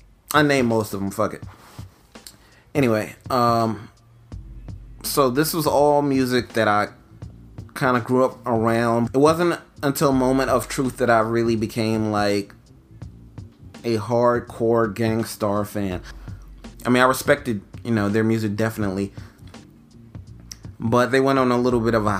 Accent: New York City, New York, United States; moved away as an adult; also born or lived in Philadelphia; now in Los Angeles, United States; I'm from New York

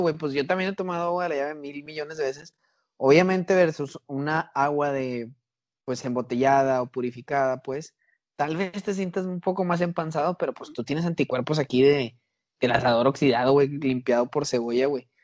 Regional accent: Mexico

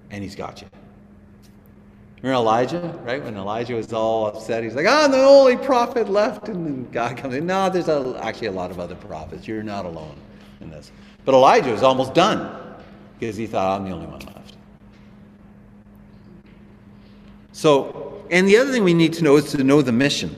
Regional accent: Canada; we're Canadian. We understand the language of our culture

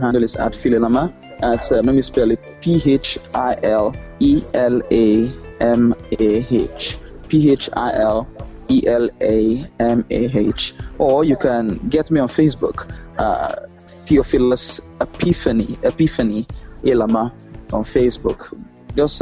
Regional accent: Edo, Nigeria; I'm from Edo State

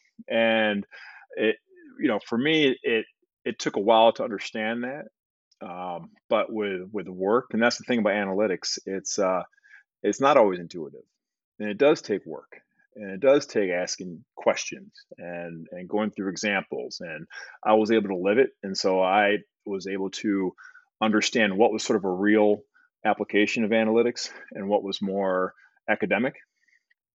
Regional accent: Detroit, Michigan, United States; a young kid growing up in Detroit

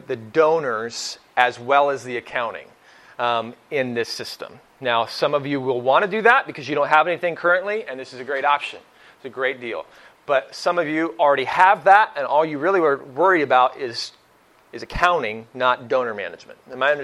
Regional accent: Oklahoma, United States; also born or lived in Northeast Ohio; now in Ohio, United States; I'm from Oklahoma originally, so when I moved to Northeast Ohio

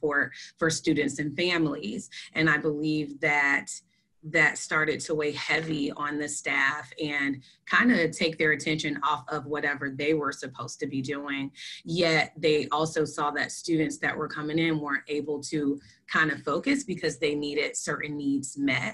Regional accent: Florida, United States; now in South Dakota, United States; I am originally from Florida

